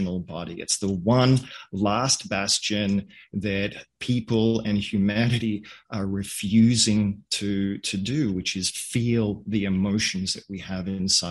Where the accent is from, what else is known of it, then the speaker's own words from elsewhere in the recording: Australia; I grew up in Australia. My parents are Hungarian